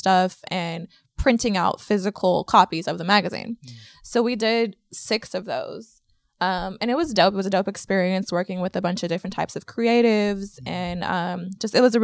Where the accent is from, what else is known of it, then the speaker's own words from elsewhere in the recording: Oakland, California, United States; We're from here, Oakland, California, born and raised